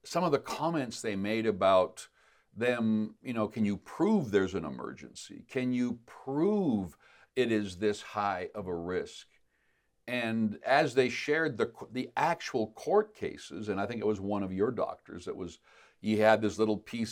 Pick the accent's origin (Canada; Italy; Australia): Canada; as Canadian citizens